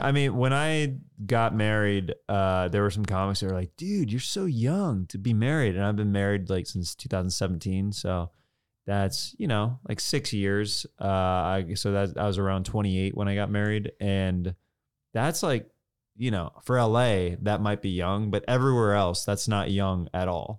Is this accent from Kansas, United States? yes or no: yes; Kansas, United States; moved away; I'm from Kansas